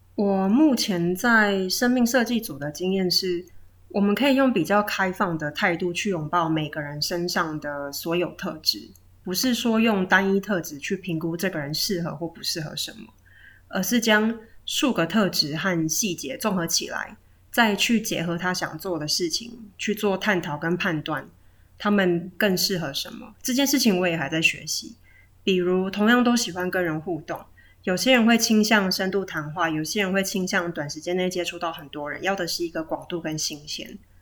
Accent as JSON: {"language": "Chinese", "region": "Chiayi", "country": "Taiwan", "moved": "yes", "lives_now": "Taipei, Taiwan", "said": "我来自嘉义。 ，也是北漂族之一"}